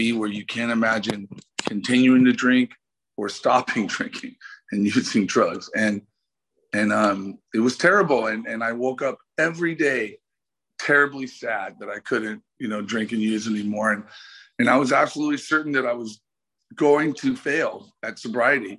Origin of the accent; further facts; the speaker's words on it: the Bay Area, California, United States; now in Los Angeles, United States; I grew up in the Bay